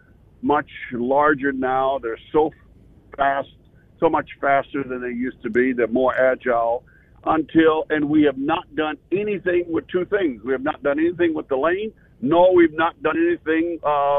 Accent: Illinois, United States; I grew up here in Illinois

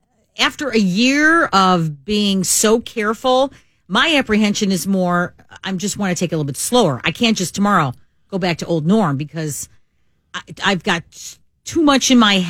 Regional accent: United States; As an American in this pandemic

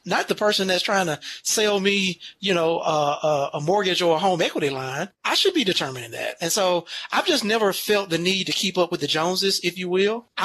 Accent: United States; I grew up on the West Side

